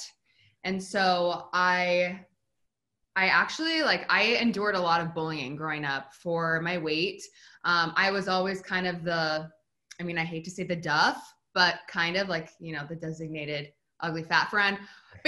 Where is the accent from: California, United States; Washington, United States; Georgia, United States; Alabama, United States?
Washington, United States; Spokane; moved away; I'm originally from Spokane, Washington, which is a pretty small town